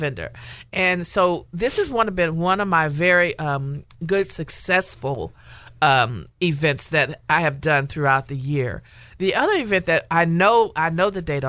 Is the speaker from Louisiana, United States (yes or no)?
yes; Louisiana, United States; I'm from Louisiana